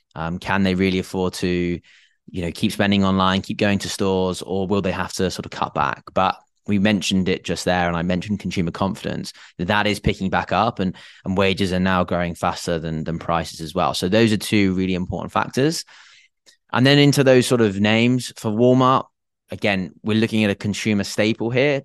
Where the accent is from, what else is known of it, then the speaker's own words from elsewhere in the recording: England, United Kingdom; I am English